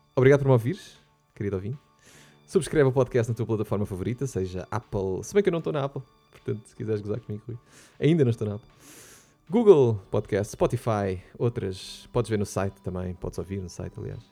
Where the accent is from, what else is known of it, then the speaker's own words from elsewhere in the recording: Portugal; como bons portugueses que somos e gostamos muito de nos queixar